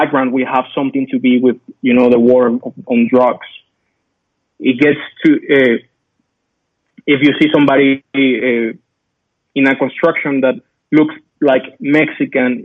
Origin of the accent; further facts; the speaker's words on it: Colombia; moved away; I'm from Colombia